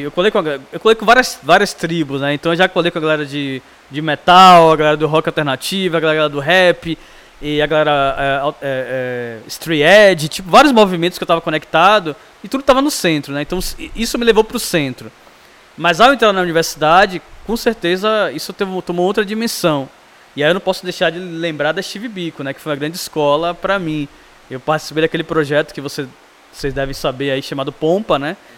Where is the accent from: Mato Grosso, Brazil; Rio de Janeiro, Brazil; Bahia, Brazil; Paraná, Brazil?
Bahia, Brazil; Salvador; eu nasci num bairro lá, é, chamado Alta Terezinha